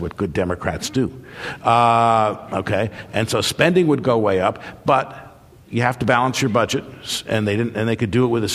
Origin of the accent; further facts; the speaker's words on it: New York, United States; moved away; also born or lived in New Hampshire / Minnesota; I was born in New York